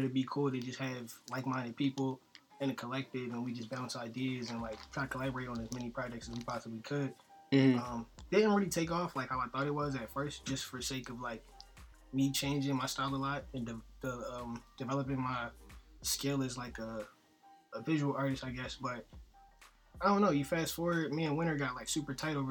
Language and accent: English; Philadelphia, Pennsylvania, United States; I'm from North. Moved to West. I just claim the Overbrook Park area